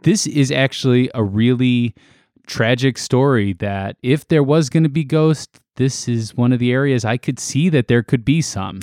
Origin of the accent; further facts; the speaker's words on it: Chicago, Illinois, United States; we're from Chicago